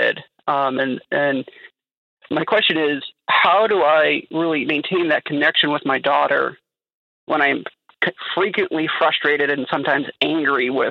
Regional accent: the South, United States; I grew up in the South

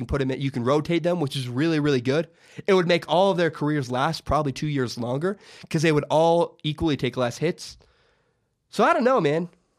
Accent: Minnesota, United States; I remember I was a Viking. I grew up in Minnesota for a little while. At one point in my life, I was a Vikings fan.

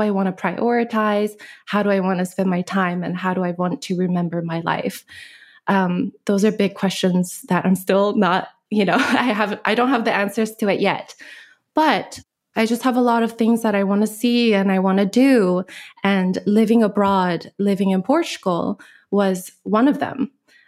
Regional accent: Alaska, United States; also born or lived in Korea; now in Maui, United States; I grew up in many different places. I grew up, went to high school in Alaska.

